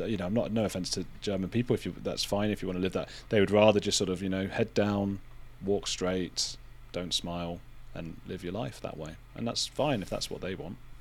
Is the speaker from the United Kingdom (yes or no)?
yes; United Kingdom; being British